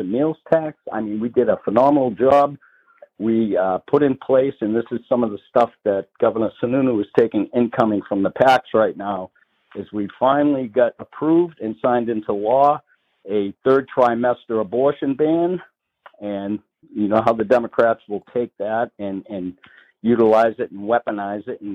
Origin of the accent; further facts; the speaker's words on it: just north of Boston, Massachusetts, United States; now in Salem, New Hampshire, United States; You can tell by my accent. I grew up just north of Boston. I've lived here in New Hampshire 35 years or so